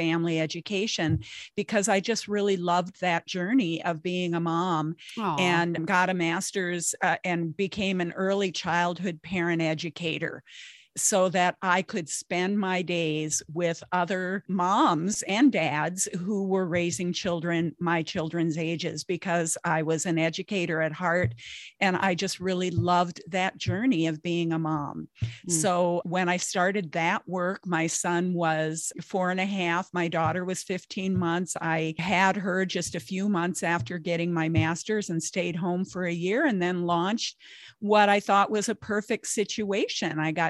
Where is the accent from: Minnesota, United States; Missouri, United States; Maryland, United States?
Minnesota, United States; I'm in Minnesota.